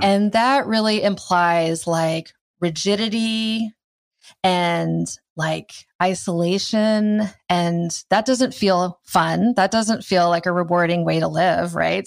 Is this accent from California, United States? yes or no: no; Iowa, United States; I grew up in Iowa